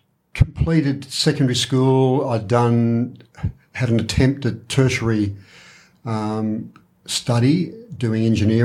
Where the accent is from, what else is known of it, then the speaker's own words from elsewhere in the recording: Warrnambool, Victoria, Australia; The Nestles factory in Dennington. So that was an outer suburb of Warrnambool, but not really.